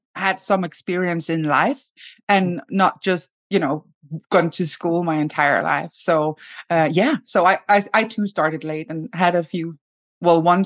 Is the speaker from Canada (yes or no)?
no; Denmark; now in Sweden; I live in Sweden. I come from Denmark.